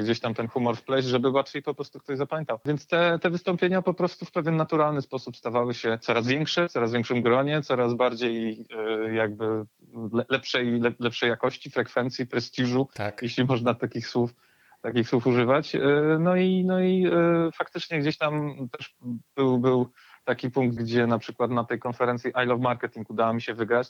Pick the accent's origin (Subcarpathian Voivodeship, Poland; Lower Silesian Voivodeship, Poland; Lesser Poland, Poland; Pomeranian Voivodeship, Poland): Pomeranian Voivodeship, Poland; Gdynia; ja po prostu jestem z Gdyni od zawsze